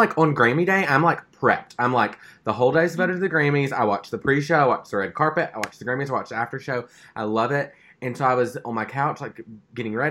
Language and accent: English; Stuttgart, Arkansas, United States; moved away; where I grew up in Stuttgart